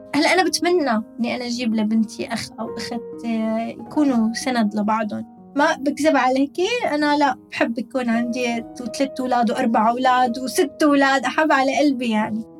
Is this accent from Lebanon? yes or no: no; Damascus, Damascus Governorate, Syria; moved away as an adult; now in United Arab Emirates; عندنا بالشام